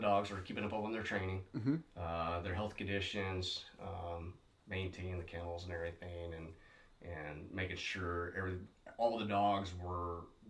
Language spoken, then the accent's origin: English; Las Vegas, Nevada, United States; Was going back to my whole waterfowl roots on growing up in Las Vegas.